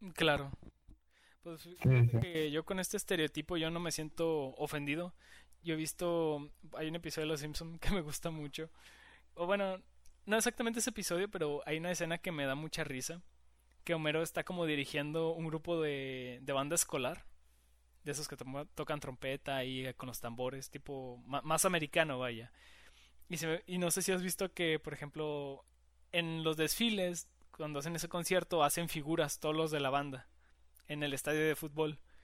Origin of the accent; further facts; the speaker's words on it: Mexico; no lo celebramos aquí en México